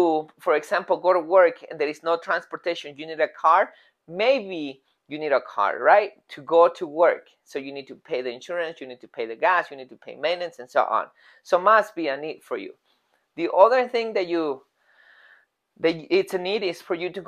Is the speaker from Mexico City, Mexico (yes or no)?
yes; Mexico City, Mexico; moved away; In Mexico, I'm from Mexico City